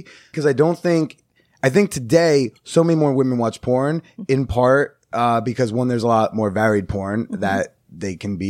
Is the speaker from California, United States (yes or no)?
yes; California, United States; I'm from Cali, like I got this.